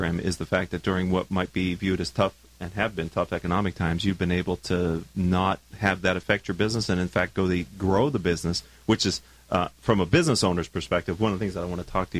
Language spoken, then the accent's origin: English; Pittsburgh, Pennsylvania, United States; moved away; I'm from Pittsburgh originally.